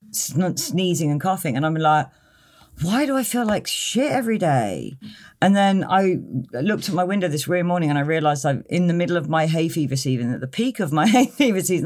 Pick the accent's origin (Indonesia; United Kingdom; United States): United Kingdom; Tewkesbury, South West England; also born or lived in Cheltenham; I come from Tewkesbury